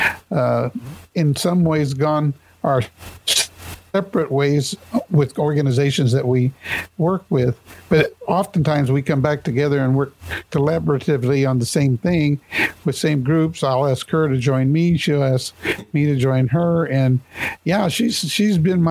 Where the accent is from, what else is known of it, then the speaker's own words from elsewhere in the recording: Topeka, Kansas, United States; I was born and raised here in Topeka